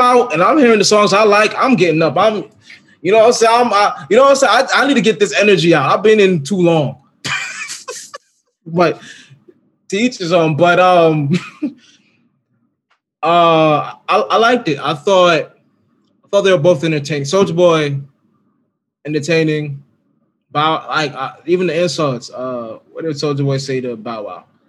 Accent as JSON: {"language": "English", "region": "Virginia", "country": "United States", "said": "I'm from Virginia"}